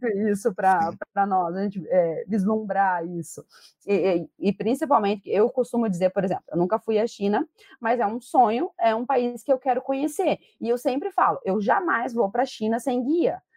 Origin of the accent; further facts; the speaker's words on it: Brazil; first language Portuguese; Para nós que somos brasileiros, né? Para nós que nascemos e crescemos aprendendo essa língua